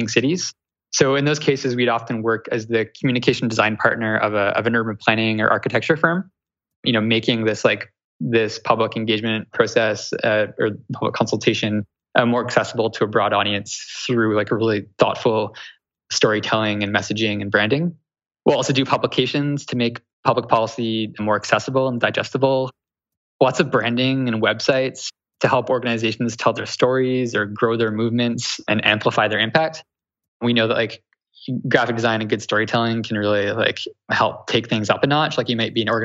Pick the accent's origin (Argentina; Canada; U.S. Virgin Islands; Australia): Canada; accent: Canadian; also born or lived in Toronto; that's like my Canadian coming through